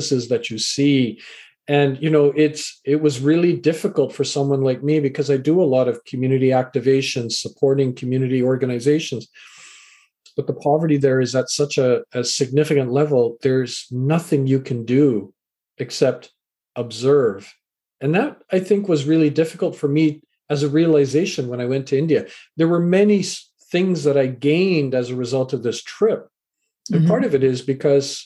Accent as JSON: {"language": "English", "town": "Vancouver", "region": "British Columbia", "country": "Canada", "tie": "born or raised there", "also_born_or_lived": "England", "said": "I was born in England, raised in Canada"}